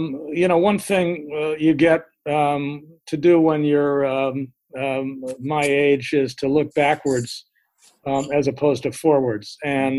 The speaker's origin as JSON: {"language": "English", "town": "Greenwich", "region": "Connecticut", "country": "United States", "tie": "born or raised there", "also_born_or_lived": "Oklahoma", "said": "I grew up in the Greenwich, Connecticut area, although I was actually born in Oklahoma"}